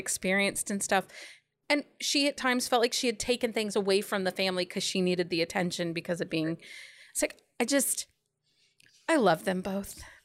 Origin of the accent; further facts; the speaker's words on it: Philadelphia, Pennsylvania, United States; now in Ohio, United States; I was born in Philly